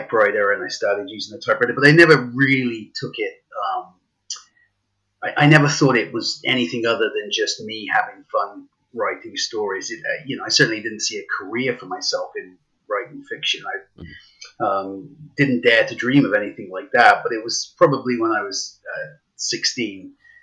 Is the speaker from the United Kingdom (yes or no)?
yes; England, United Kingdom; now in Canada; I live in Canada now, but I grew up in England, and at school in England